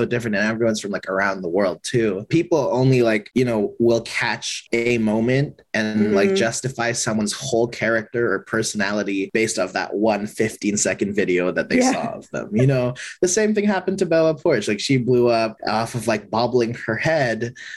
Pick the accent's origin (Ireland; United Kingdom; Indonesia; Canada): Indonesia; now in Los Angeles, United States; growing up in Indonesia